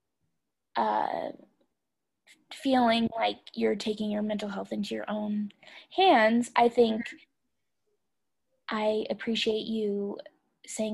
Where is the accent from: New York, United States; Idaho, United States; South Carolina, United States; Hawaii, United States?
Idaho, United States; I'm from Idaho